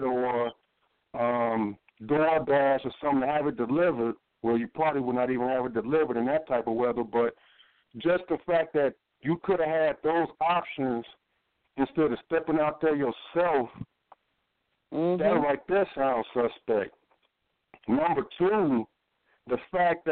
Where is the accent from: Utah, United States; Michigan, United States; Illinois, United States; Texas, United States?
Illinois, United States; Chicago; I'm born and raised in Chicago, from Chicago.